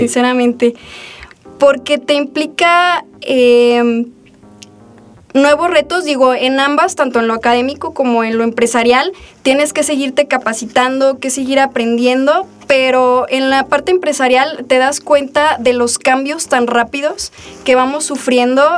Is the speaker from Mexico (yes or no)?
yes; Aguascalientes, Mexico; also born or lived in Guadalajara, Jalisco / Encarnación de Díaz, Jalisco; desde que tengo tres años vivo aquí en Aguascalientes. Sin embargo, mis orígenes, mi familia, mi sangre, pues es de Encarnación de Díaz, de los Altos de Jalisco. Eh, nací en Guadalajara